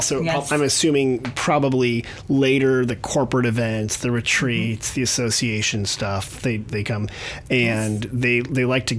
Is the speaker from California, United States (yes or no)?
yes; San Jose, California, United States; where I grew up in San Jose